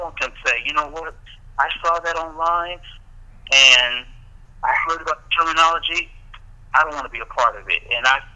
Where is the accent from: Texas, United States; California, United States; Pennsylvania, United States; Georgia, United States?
Texas, United States; Houston; moved away; I'm originally from Houston, Texas